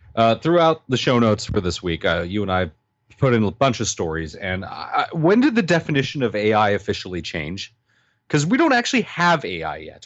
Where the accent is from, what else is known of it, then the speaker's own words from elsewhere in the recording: United States; moved away as an adult; now in Canada; I'm actually American